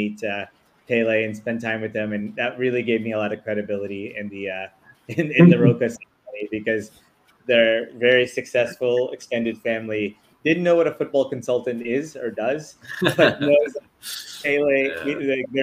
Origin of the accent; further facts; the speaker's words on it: Los Angeles, California, United States; moved away as an adult; also born or lived in London, United Kingdom; now in India; I grew up surrounded by sport because I grew up in Los Angeles